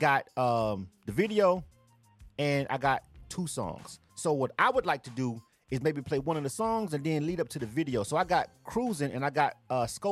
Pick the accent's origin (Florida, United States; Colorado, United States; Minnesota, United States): Florida, United States; Panama City; moved away as an adult; now in Atlanta, United States; Being from Florida myself, I grew up, I'm telling my age right now. I grew up in the 90s. Like, I was living at home in the 90s